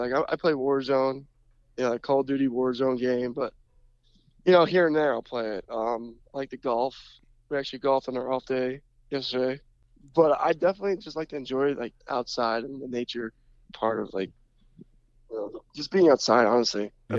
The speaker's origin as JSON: {"language": "English", "region": "Florida", "country": "United States", "tie": "born or raised there", "said": "No doubt. That's my hometown."}